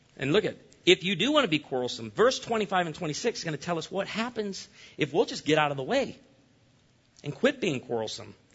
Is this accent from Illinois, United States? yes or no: yes; Illinois, United States; moved away; I grew up in Illinois, the land of Lincoln.